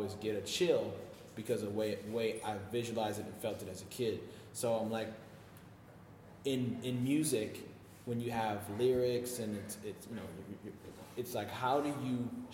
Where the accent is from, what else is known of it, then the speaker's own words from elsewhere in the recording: Chicago, Illinois, United States; moved away; also born or lived in Flint, Michigan / Philadelphia, Pennsylvania; I used to live in Chicago. I grew up in Chicago